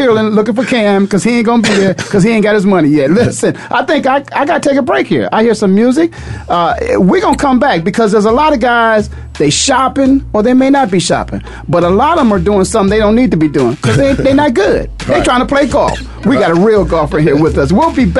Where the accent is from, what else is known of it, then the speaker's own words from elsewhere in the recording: Canton, Ohio, United States; I'm born and raised in Canton, Ohio.